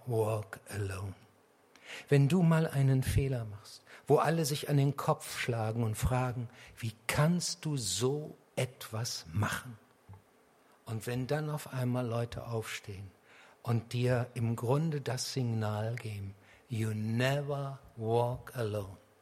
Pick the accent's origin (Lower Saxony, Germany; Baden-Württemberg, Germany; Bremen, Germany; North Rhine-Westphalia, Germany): Lower Saxony, Germany; Harz; ich komme aus dem Harz. Und der Harz war jahrhundertelang eine Bergbaugegend. Selbst in dem kleinen Dorf, aus dem ich komme